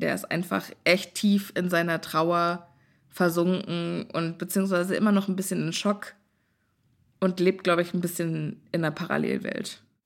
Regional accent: Germany; also born or lived in Texas; wir Deutschen

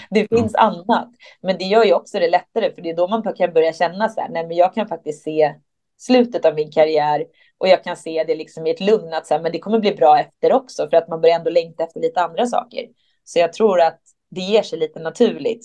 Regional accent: Stockholm, Stockholm County, Sweden; där jag är ifrån i Stockholm

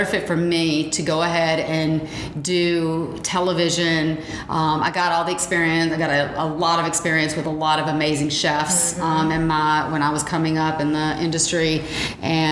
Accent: the South, United States; even though we were in the South

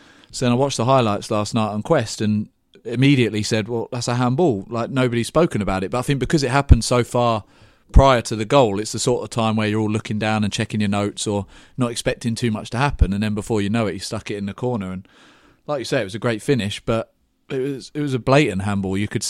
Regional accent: England, United Kingdom; I'm English, I told you this.

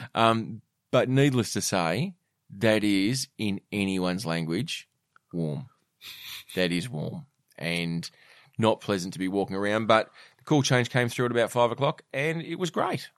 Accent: Australia

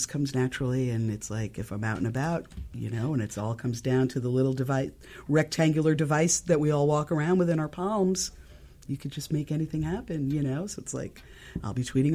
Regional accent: New York, United States; I grew up in New York. I'm a lifelong New Yorker.

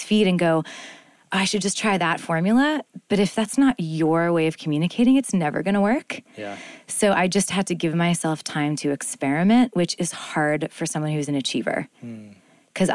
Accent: Winnipeg, Manitoba, Canada; Winnipeg, I'm from Canada.

